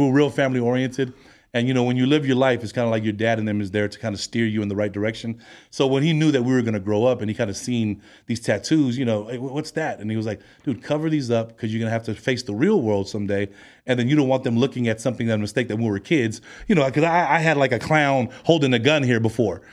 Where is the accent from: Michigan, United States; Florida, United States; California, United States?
California, United States; San Francisco; also born or lived in Long Beach, California; now in Hawaii, United States; I'm of Hawaiian descent. I'm from San Francisco, California.